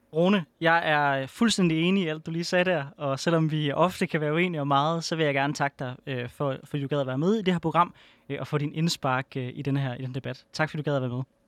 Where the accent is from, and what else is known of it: Denmark